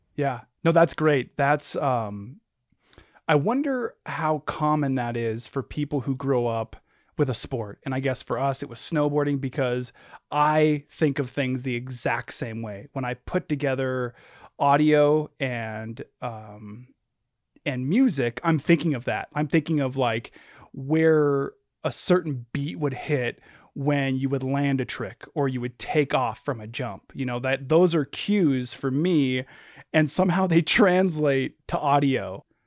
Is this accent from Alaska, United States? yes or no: yes; Anchorage, Alaska, United States; growing up in Anchorage, where I'm from